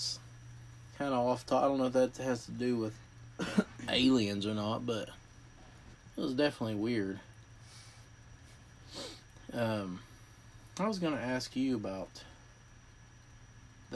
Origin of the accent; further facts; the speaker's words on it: West Virginia, United States; I grew up in West Virginia